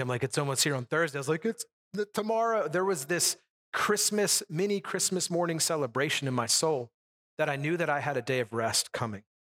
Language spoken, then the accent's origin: English; United States; as an American, we've never, I've never lived in that kind of a lifestyle